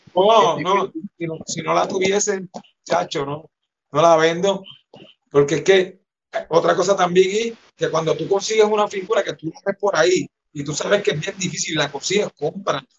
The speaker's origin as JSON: {"language": "Spanish", "town": "Ponce", "country": "Puerto Rico", "said": "yo soy de los Caobos, de Ponce en los Caobos"}